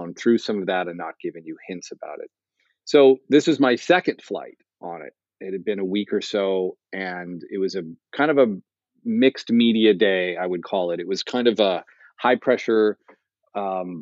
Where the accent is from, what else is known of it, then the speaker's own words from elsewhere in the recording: United States; I'm an American